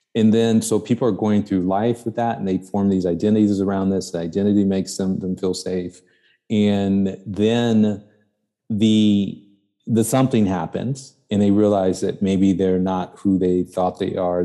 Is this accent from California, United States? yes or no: no; Chicago, Illinois, United States; also born or lived in New York; I grew up in the South Side of Chicago.